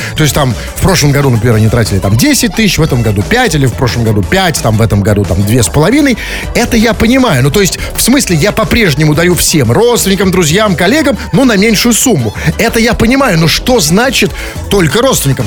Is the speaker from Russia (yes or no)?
yes; Russia; я россиянин